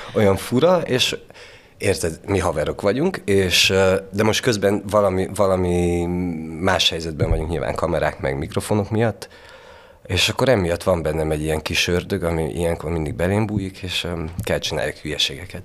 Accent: Sfântu Gheorghe, Covasna County, Romania; born or raised there; accent: Székely

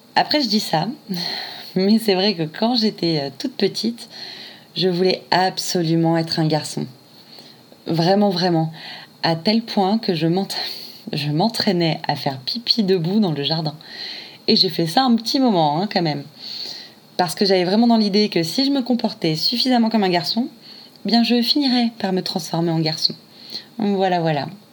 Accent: Réunion; now in Paris, France; je suis originaire de l'île de la Réunion et je suis aujourd'hui euh, à Paris

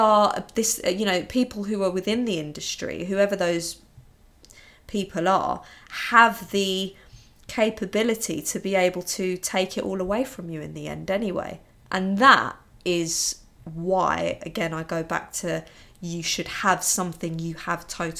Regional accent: London, United Kingdom; I love London so much. I'm a Londoner and I love it.

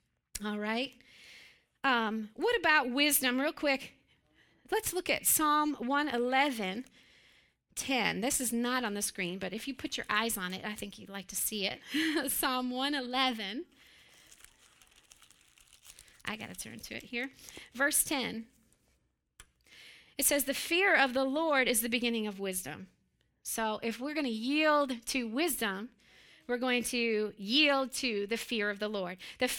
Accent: Pennsylvania, United States; But I grew up in Western Pennsylvania. Joseph and I grew up there.

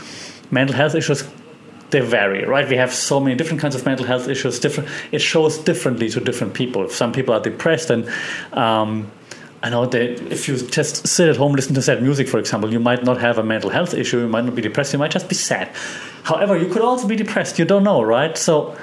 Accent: Germany; moved away as an adult; also born or lived in Europe / Australia; now in Thailand; where I'm from Germany

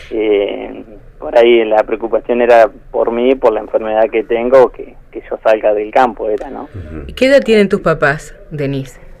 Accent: Chubut, Argentina; nosotros venimos de Chubut, que allá veníamos con otra cultura, lo que es la ganadería, y acá en Santa Cruz nos encontramos con, con otra con otro panorama

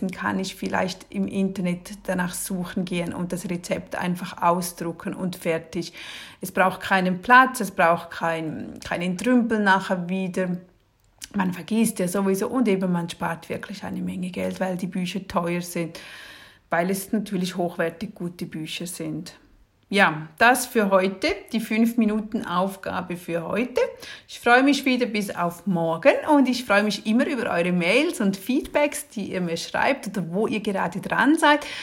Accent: Switzerland; Und ich als Schweizerin, ja, was habe ich auch noch das gesamte Regal voll mit Betty Bossi Kochbüchern.

